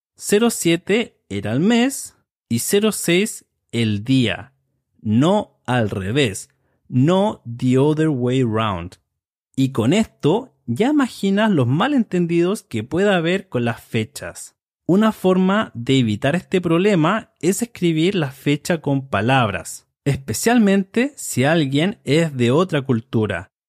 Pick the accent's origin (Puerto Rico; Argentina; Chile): Chile; soy de Chile